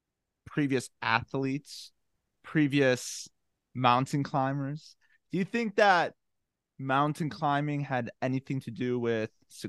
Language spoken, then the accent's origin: English; Chicago, Illinois, United States; now in Los Angeles, United States; I'm from Chicago.